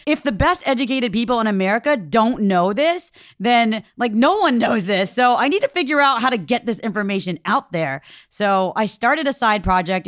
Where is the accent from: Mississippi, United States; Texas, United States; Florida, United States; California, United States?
California, United States; Orange County, Southern; I grew up in Orange County in Southern California in the Little Saigon area